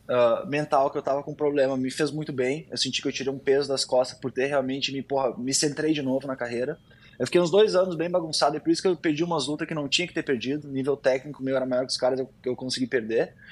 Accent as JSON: {"language": "Portuguese", "town": "Porto Alegre", "region": "Rio Grande do Sul", "country": "Brazil", "moved": "yes", "lives_now": "United States", "said": "Eu acho que ter, ter feito essa transição aqui para América eh, me agregou bastante, né? Eu saí de Porto Alegre, lá no Sul"}